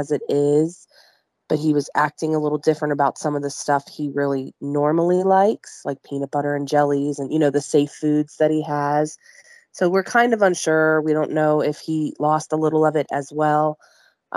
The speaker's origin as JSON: {"language": "English", "town": "Youngstown", "region": "Ohio", "country": "United States", "said": "I am from Youngstown, Ohio. I live in a little suburb outside of Youngstown, which is Camel, Ohio"}